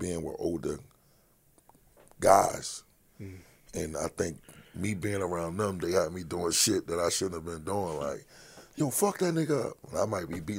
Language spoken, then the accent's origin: English; Philadelphia, Pennsylvania, United States; Born and raised in North Philly.